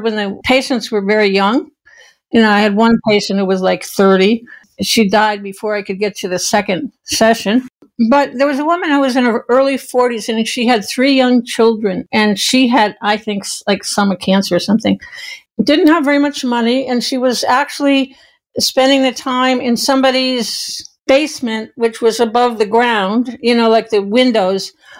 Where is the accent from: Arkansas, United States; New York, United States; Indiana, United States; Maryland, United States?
New York, United States; now in Ashland, United States; we were raised in New York